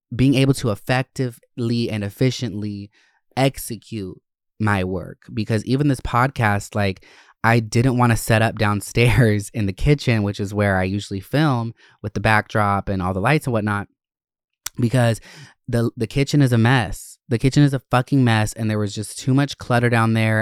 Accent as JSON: {"language": "English", "town": "Winder", "region": "Georgia", "country": "United States", "tie": "born or raised there", "also_born_or_lived": "Gwinnett County, Georgia", "said": "I I grew up in Gwinnett and North Georgia areas, um, Winder"}